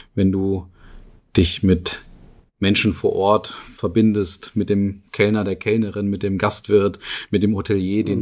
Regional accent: Northern Germany, Germany; Also bei uns in Norddeutschland, wo ich herkomme

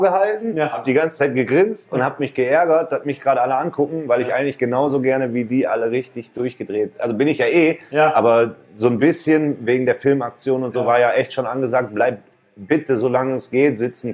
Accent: Mülheim an der Ruhr, North Rhine-Westphalia, Germany; weil ich halt zurückgezogen bin nach Stierum und war halt wieder da, wo ich groß geworden bin

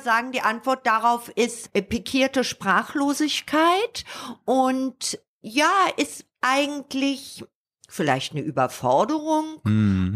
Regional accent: Berlin, Germany; moved away as an adult; also born or lived in England; in meiner Heimatstadt

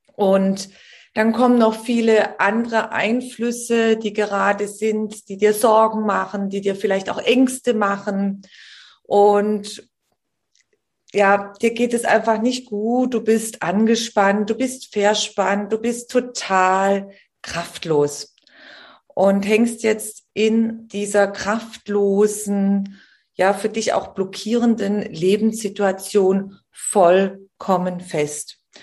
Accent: Germany; bei uns in Deutschland

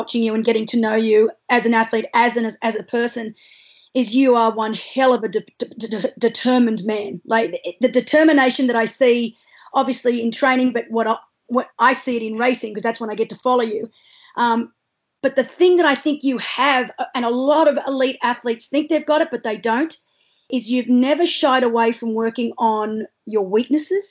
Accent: Australia; As an Australian athlete

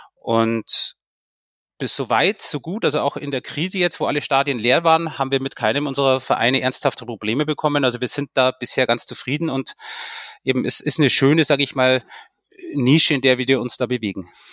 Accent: Munich, Bavaria, Germany; moved away as an adult; also born or lived in Austria; ich hatte zwei Möglichkeiten als, als, als, als Münchner

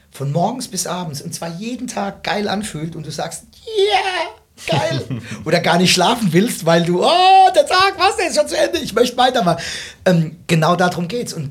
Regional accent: Rhineland-Palatinate, Germany; mich beispielsweise als zugezogener, ich bin ja eigentlich Pfälzer ne

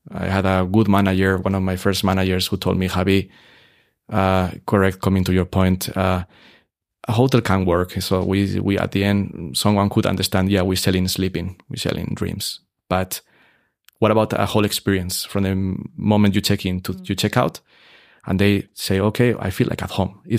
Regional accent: Salzburg, Austria; we are a hotel that is genuinely Salzburg mm. because mm. you are 11 generation here. So we are from Salzburg, but we want to bring a fresh, a fresh concept to the city because it's good for everyone.

